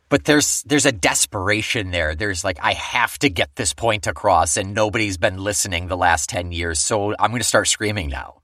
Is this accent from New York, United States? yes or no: yes; Weedsport, New York, United States; also born or lived in Marietta; I was from Weed Sport